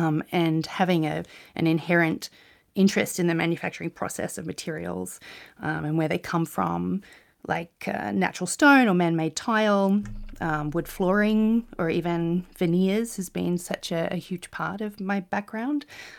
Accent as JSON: {"language": "English", "country": "New Zealand", "tie": "born there", "also_born_or_lived": "Australia", "said": "I was born in New Zealand, but spent about 5 years living in that country."}